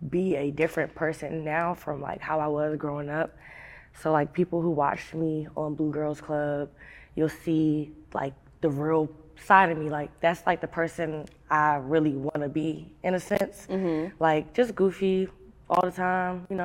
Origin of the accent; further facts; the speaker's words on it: Maryland, United States; So I am from Anne Arundel County. A lot of people don't know where that is. It's close to Baltimore, and it's still close to DC too.